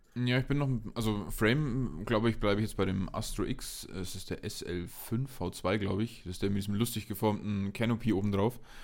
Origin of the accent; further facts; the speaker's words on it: Nördlingen, Bavaria, Germany; now in Munich, Germany; in Nördlingen war ich auch noch, genau hier, in meiner Heimatstadt